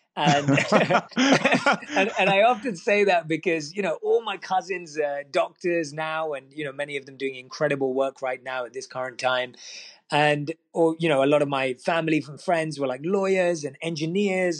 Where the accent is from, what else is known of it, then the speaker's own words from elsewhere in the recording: London, United Kingdom; one of few minority Indians in my school in my area in London, where I was born and raised, London, England